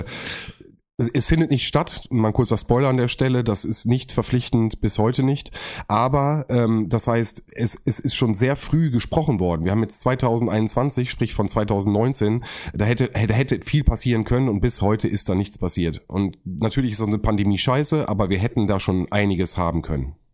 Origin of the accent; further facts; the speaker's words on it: North Rhine-Westphalia, Germany; ich komme aus NRW